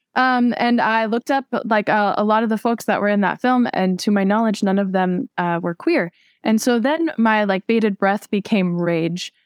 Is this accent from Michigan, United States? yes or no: no; Southern California, United States; I'm actually from Southern California